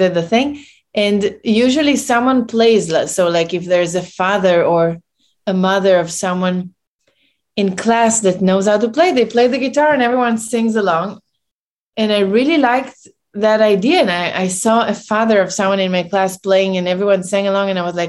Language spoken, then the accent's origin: English; Tel Aviv, Tel Aviv District, Israel; moved away as an adult; now in New York, United States; I was born in Tel Aviv and I moved to New York 13 years ago.